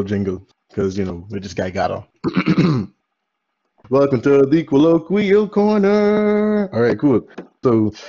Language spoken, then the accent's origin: English; Bahamas; We're from the Bahamas